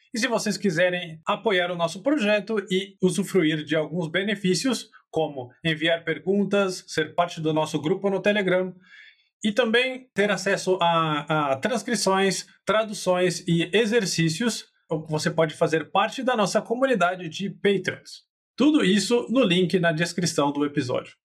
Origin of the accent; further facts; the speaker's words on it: Campinas, São Paulo, Brazil; E eu sou de Campinas, no interior de São Paulo